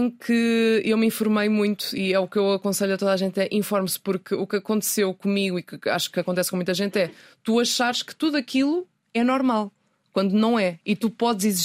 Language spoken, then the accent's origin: Portuguese; Ponte da Barca, Viana do Castelo, Portugal; accent: Minho accent; now in Lisbon, Portugal; o que é que eu tenho de ponta barca em mim? O sotaque que vou perdendo depois de 15 dias